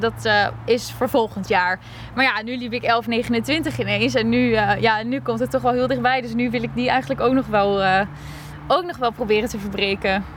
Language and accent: Dutch; Alphen aan de Rijn, South Holland, Netherlands; now in Groningen, Netherlands; Ik kom uit Alphen aan de Rijn. En daar heb ik ook heel lang eh, getraind